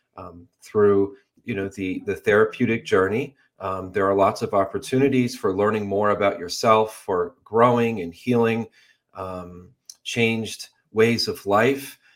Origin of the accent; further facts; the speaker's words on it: Western Massachusetts, United States; Western Massachusetts where I grew up